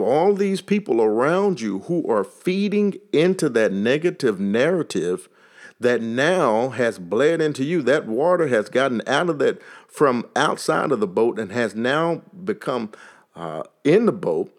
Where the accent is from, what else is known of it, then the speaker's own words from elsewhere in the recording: Texas, United States; accent: Texas; my Texas accent